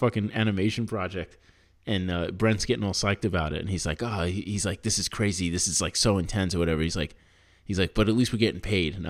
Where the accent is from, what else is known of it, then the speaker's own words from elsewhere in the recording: New York, United States; moved away; I'm from New York.